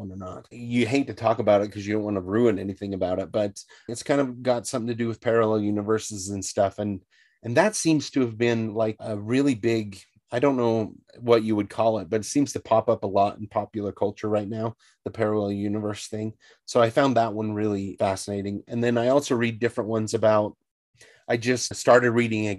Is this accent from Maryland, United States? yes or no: no; Northern Utah, United States; I grew up in Northern Utah near the wilderness